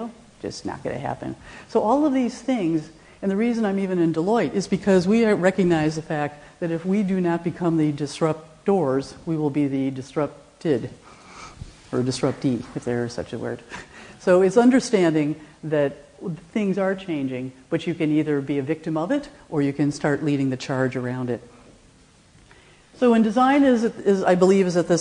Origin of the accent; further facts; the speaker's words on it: Rochester, New York, United States; I am from Rochester, New York, where Eastman Kodak comes from